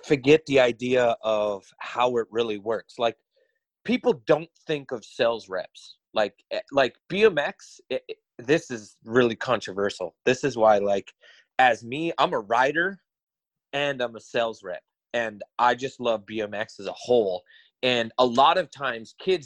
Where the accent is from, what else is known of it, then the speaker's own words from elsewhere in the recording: Montana, United States; I'm from Montana.